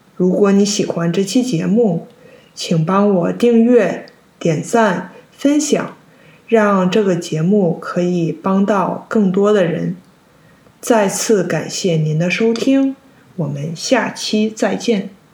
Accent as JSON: {"language": "Chinese", "country": "China", "tie": "born or raised there", "said": "虽然我在中国长大，但是除了过年，我家没有做过几次饺子"}